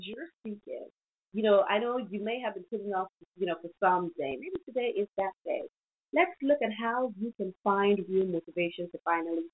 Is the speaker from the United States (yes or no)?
no; Nigeria; my country, Nigeria